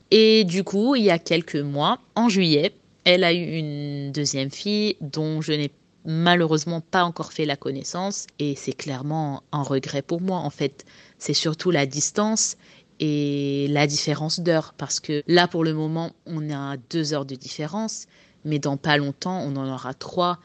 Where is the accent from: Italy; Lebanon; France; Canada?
France; moved away as an adult; now in Dubai, United Arab Emirates; pour nous en tant que Français dans notre pays